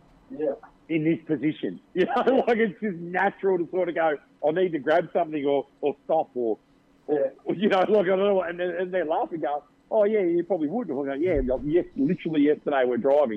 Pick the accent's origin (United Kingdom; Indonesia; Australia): Australia